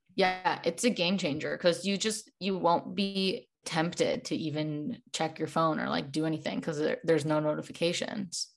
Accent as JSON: {"language": "English", "town": "Chicago", "region": "Illinois", "country": "United States", "moved": "yes", "lives_now": "Los Angeles, United States", "said": "I live in Los Angeles, but I'm originally from Chicago"}